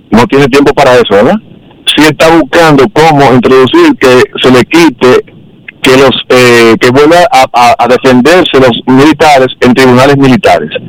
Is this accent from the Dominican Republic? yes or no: yes; Cibao, Dominican Republic; soy cibaeño, mira, que si me cortan las venas, mi sangre es amarilla.